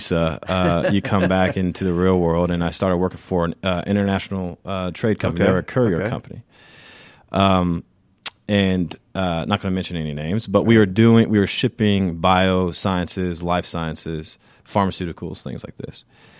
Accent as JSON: {"language": "English", "town": "Savannah", "region": "Georgia", "country": "United States", "said": "So, like I said, just backing up, I come from Savannah. I come from a military family. That's how we ended up in Savannah."}